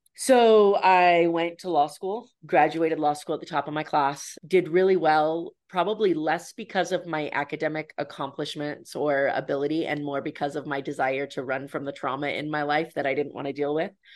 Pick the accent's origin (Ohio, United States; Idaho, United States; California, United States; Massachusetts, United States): Idaho, United States; moved away; my hometown in Idaho